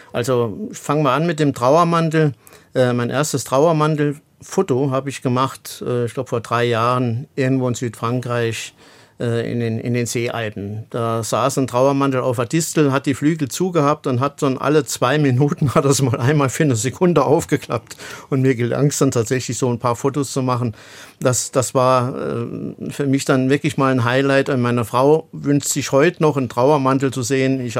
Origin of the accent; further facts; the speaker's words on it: Saarland, Germany; als langhaariger Bombenleger, wie man bei uns im Saarland dann sagt